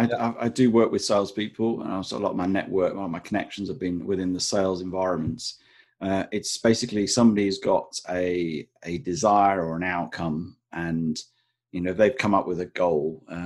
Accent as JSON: {"language": "English", "town": "Blackpool", "region": "North West England", "country": "United Kingdom", "lives_now": "England", "said": "Not that I'm ashamed of it, but I'm from the north. I'm from Blackpool. And now I live on the south coast, where it's about 3 or 4 degrees warmer. And I've managed to lose my accent along the way."}